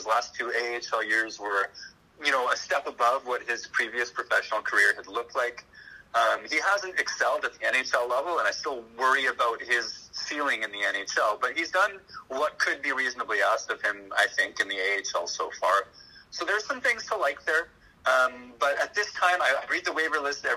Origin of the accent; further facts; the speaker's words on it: Pinawa, Manitoba, Canada; now in Winnipeg, Canada; Adam Donnelly, who's part of that, is from the same hometown as me, which is Pinawa, Manitoba.